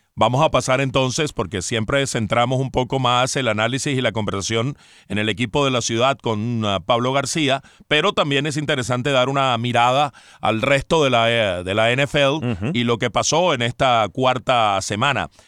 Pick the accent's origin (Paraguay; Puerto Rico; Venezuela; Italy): Venezuela; moved away; como tantos venezolanos que pues hemos salido del país